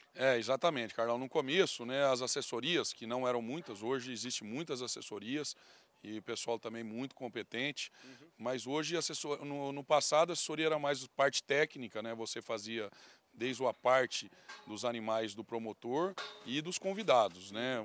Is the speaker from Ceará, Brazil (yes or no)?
no; Mato Grosso do Sul, Brazil; a gente foi criado aí no Mato Grosso do Sul